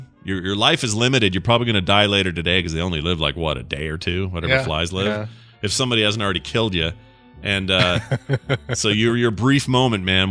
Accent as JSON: {"language": "English", "town": "Salt Lake City", "region": "Utah", "country": "United States", "tie": "born or raised there", "said": "my hometown of Salt Lake and surrounding areas and my home state of Utah"}